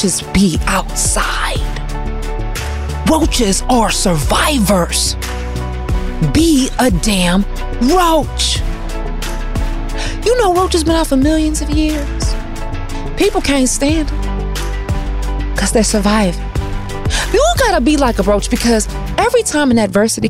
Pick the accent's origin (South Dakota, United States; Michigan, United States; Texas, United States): Michigan, United States; Detroit; we're both from Detroit